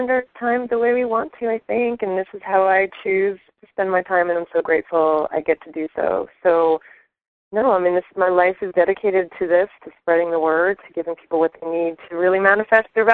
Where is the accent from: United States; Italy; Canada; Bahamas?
United States; New Jersey; moved away; I grew up on the East Coast. So I'm from New Jersey originally.